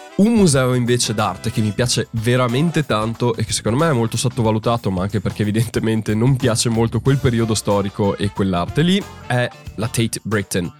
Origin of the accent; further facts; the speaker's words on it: Italy; now in London, United Kingdom; c'è molta arte molto bella nostra ed è un orgoglio anche vedere la nostra arte italiana lì